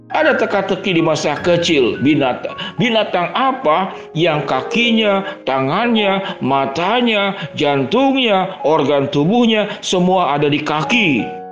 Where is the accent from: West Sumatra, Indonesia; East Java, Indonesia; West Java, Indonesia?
West Java, Indonesia; Bandung; saya orang Bandung